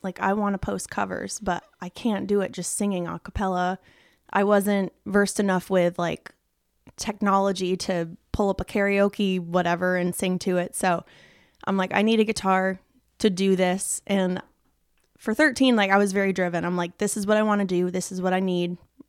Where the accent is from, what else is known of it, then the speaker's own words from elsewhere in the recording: Nashville, Tennessee, United States; born there; So I was born in Nashville, 1995.